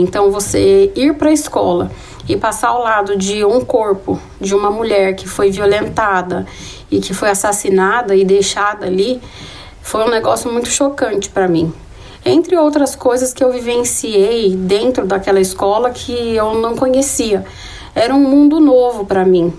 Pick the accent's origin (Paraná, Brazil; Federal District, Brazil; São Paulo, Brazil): São Paulo, Brazil; Taboão da Serra; moved away as an adult; a minha vida aqui na periferia, foi onde eu cresci